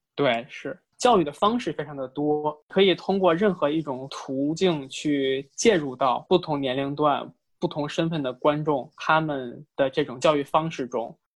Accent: China; 我们中国人

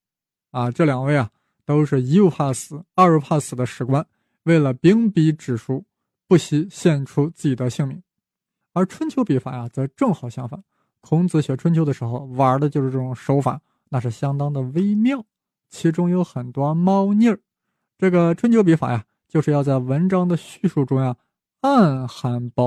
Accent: China; 我们作为中国人，是不是有点惭愧啊？如果我们能早生一百年，是不是能够抢在李约瑟前面，把四大发明亮出来呢？

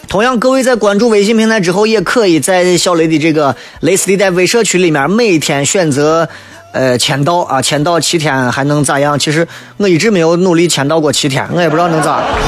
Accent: China; 作为一个中国人，啊，我们生活在这样一个几千年历史的一个国度里面

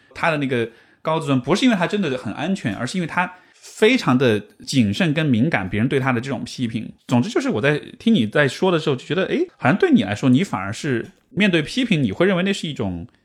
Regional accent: Chongqing, China; accent: Sichuanese; 那个理发师因为也是是重庆人，所以我们都讲四川话那样的。

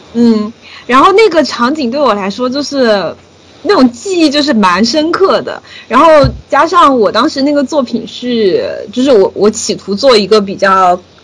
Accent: Sichuan, China; accent: Sichuanese; 四川话里面管谈恋爱叫耍朋友

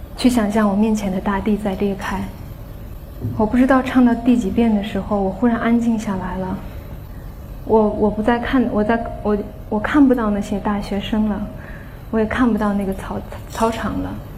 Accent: Qinghai, China; moved away; 我带着大家去了我的家乡青海

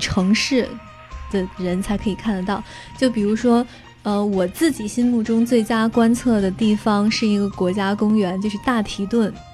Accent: China; now in United States; 我们中国人来美国留学

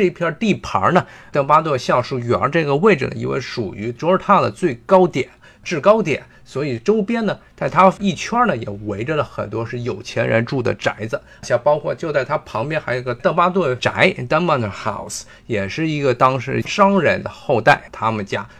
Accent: China; 我们作为中国人

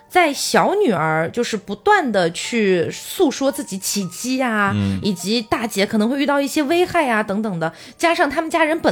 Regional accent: Xiamen, Fujian, China; born there; 但是我因为小时候出生在厦门，在福建嘛，

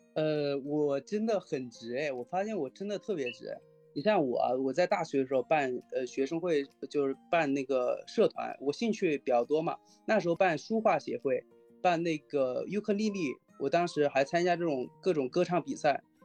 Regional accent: Hunan, China; now in Shanghai, China; 我老家是湖南那边的，是陶渊明有篇文章就是桃花源嘛桃花源，就，嗯。是我老家，那地方还是真的盛产桃花

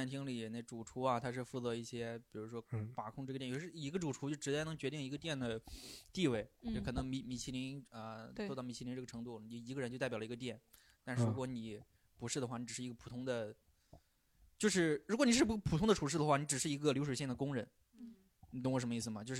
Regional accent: Shandong, China; 我们山东人怎么能去？

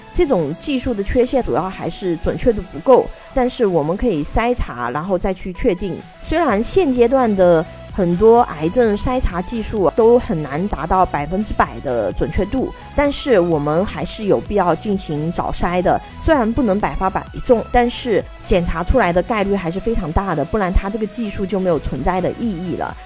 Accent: China; 我们中国人民

